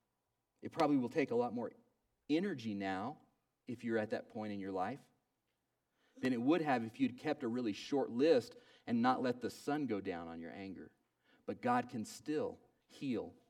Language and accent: English; Oklahoma, United States; When I was growing up in Oklahoma, we had a yard.